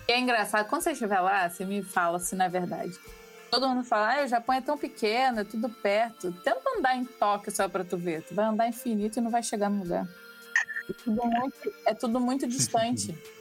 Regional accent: Rio de Janeiro, Brazil; eu sou carioca

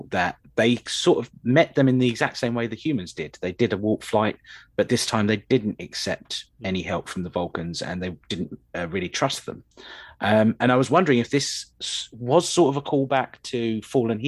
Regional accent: United Kingdom; we seem to do as Brits

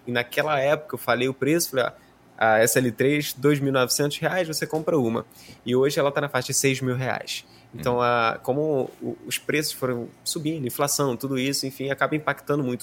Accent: Rio de Janeiro, Brazil; eu sou do Rio de Janeiro

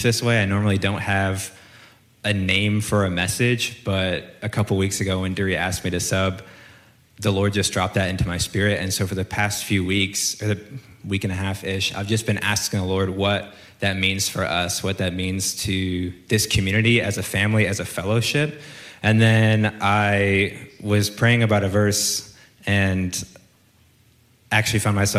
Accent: Chicago, Illinois, United States; also born or lived in Kansas City / Atlanta; now in Texas, United States; I grew up in Chicago, Illinois

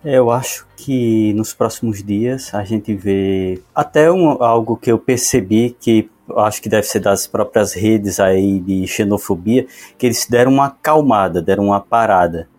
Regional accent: Pernambuco, Brazil; eu sou de Pernambuco

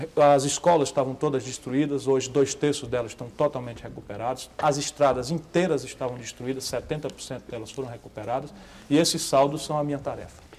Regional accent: Northeast Region, Brazil; also born or lived in Adamantina; na minha terra

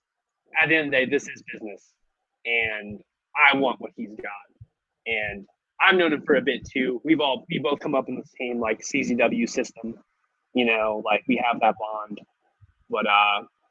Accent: San Francisco, California, United States; I'm also from San Francisco, California

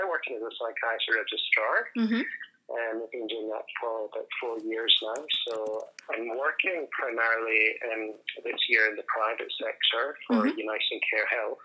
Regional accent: Edinburgh, Scotland, United Kingdom; moved away as an adult; also born or lived in Dundee / Adelaide; now in Australia; as you'll quickly pick up on my accent, I'm not from Australia. So I'm from Scotland and originally from Edinburgh.

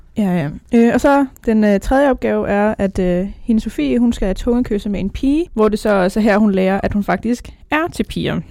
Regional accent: North Zealand, Capital Region of Denmark, Denmark; Jeg kommer fra Nordsjælland

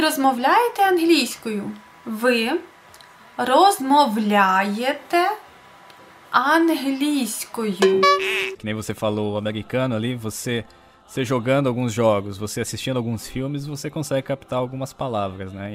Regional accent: Brazil; also born or lived in Ukraine; como a gente é brasileiro

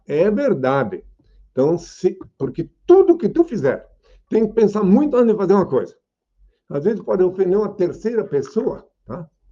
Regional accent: Indaial, Santa Catarina, Brazil; o lugar que eu nasci é, é uma pequena aldeia chamada Indaial. Na verdade, eu nasci no Rio Morto, no campo chamado Rio Morto, o lugar onde eu nasci, que é no município de Indaial.

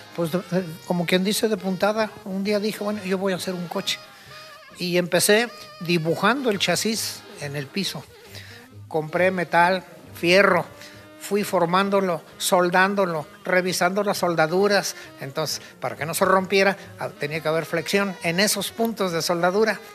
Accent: Mexico; soy mexicano.

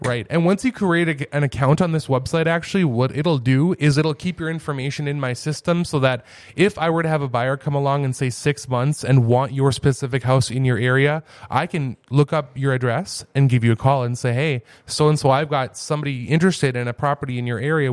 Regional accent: Fargo, North Dakota, United States; moved away as an adult; now in Grand Forks, United States; I grew up in South Fargo

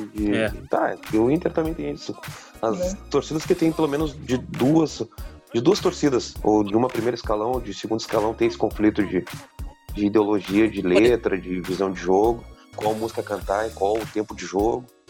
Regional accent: Rio Grande do Sul, Brazil; na minha visão externa, né, como gaúcho

